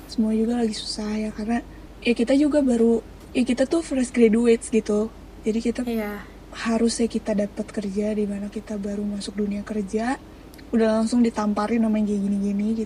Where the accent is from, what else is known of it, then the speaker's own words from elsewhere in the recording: Bandung, West Java, Indonesia; gue sebagai orang Bandungnya pun mengaku